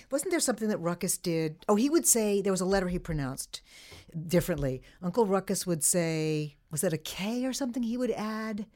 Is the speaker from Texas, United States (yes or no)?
no; the Hamptons, New York, United States; also born or lived in Fredonia, New York; I grew up in the Hamptons